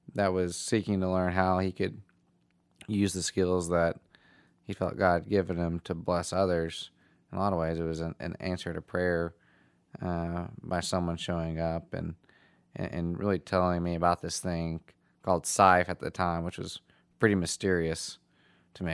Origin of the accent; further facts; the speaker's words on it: Nashville, Tennessee, United States; I'm from Nashville